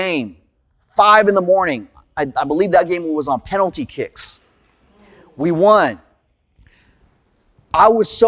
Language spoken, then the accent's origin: English; United States; also born or lived in California; I'm Korean American